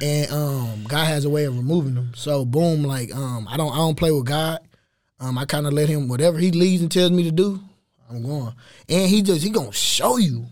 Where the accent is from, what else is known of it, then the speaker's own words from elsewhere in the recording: Waco, Texas, United States; East Waco is just my, that's my fam, that's, that's where we grew up